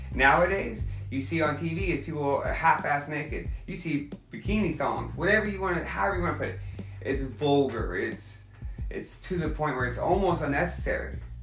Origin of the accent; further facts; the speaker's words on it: Oklahoma, United States; I'm from Oklahoma.